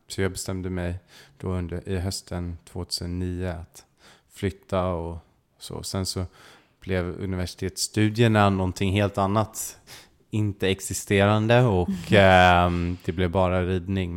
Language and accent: Swedish; Stockholm, Stockholm County, Sweden; moved away as an adult; now in England; jag växte upp inne i Stockholm